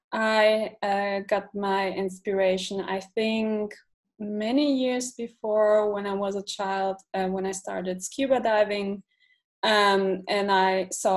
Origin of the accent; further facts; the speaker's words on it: Frankfurt, Hesse, Germany; I'm from Frankfurt, Germany